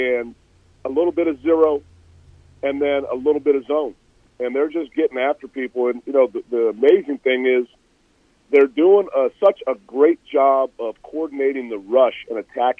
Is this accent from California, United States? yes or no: yes; Bay Area, California, United States; I grew up in the Bay Area